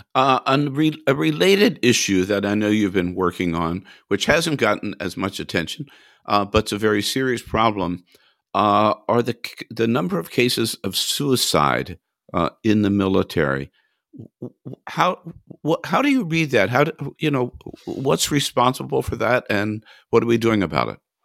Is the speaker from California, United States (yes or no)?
yes; California, United States; as a Californian